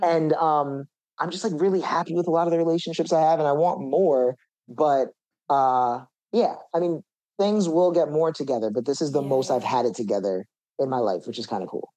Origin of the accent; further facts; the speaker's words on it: Jersey Shore, New Jersey, United States; also born or lived in Brooklyn, New York; now in New York, United States; I was born in Brooklyn, and then when I turned a year old, my mom just really wanted to move to the suburbs. She didn't want to raise a family in the city. So there's like this shore area in New Jersey, called the Jersey Shore